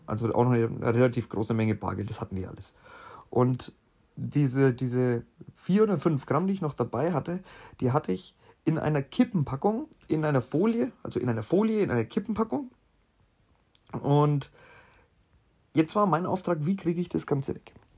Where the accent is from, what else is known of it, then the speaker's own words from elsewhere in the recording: Bavaria, Germany; bei uns in Bayern